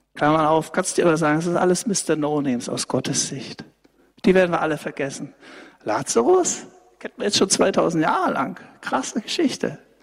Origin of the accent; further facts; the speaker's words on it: Saxony, Germany; bei uns in Sachsen